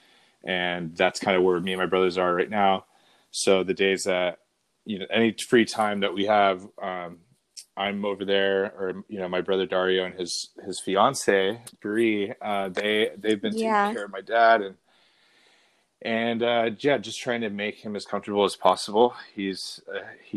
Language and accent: English; Fountain Valley, California, United States; we grew up in Fountain Valley